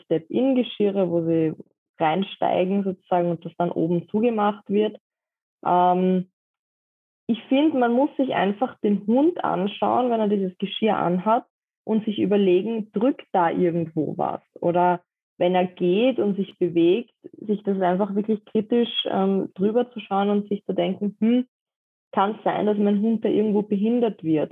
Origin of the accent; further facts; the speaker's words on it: Vienna, Austria; Ich komme aus Wien